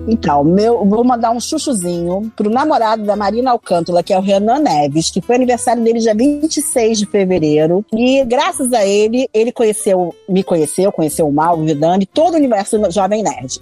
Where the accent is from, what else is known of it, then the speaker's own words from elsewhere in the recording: Argentina; Portuguese is a second language; moved away; eu sou argentina